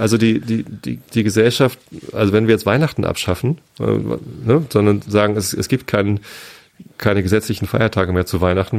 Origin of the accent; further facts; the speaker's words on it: Wistedt, Lower Saxony, Germany; moved away as an adult; now in Berlin, Germany; Mit Wistit, mit meinem Heimatdorf